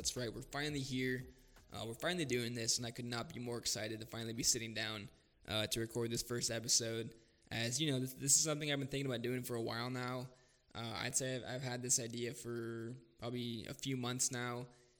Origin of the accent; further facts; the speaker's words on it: Thousand Oaks, California, United States; moved away as an adult; also born or lived in Missouri; now in Columbia, Missouri, United States; I am from Thousand Oaks, California.